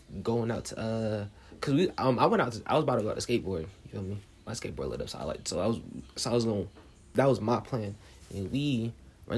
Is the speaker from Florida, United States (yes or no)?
no; New Jersey, United States; I'm from New Jersey, so, you know, New Jersey to death